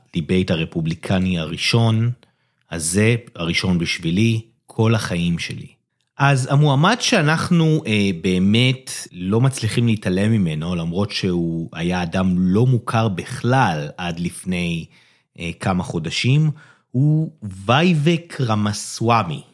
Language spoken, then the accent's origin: Hebrew; Israel; בתור ישראלי